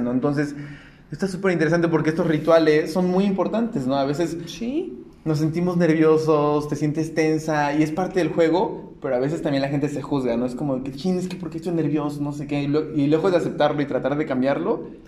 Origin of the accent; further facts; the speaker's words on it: Puebla, Mexico; yo soy de Puebla